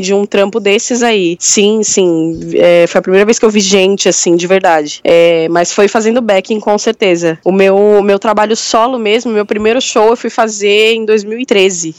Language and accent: Portuguese; São Paulo, Brazil; eu sou da Zona Sul também